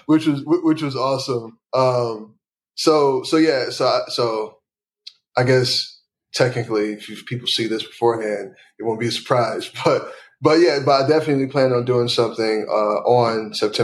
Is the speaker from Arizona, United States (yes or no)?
no; Chicago, Illinois, United States; South side of Chicago.